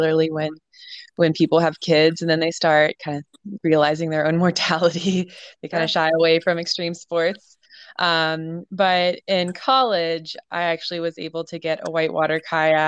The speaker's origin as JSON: {"language": "English", "town": "Richmond", "region": "Virginia", "country": "United States", "tie": "born or raised there", "said": "I did grow up in Richmond in the West End"}